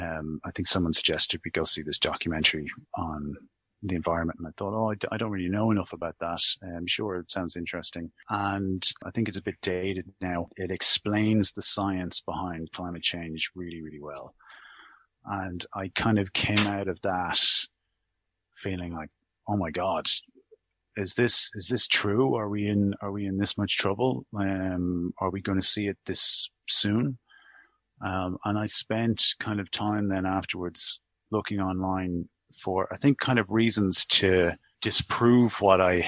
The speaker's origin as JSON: {"language": "English", "town": "Dublin", "region": "Leinster", "country": "Ireland", "tie": "born or raised there", "said": "I grew up in a very well-heeled area of Dublin, Rathgar."}